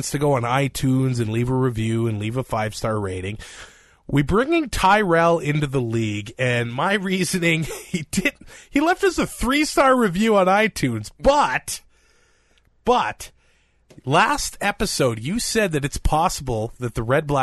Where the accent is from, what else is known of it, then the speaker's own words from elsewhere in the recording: Canada; We're so Canadian. You need the Canadian.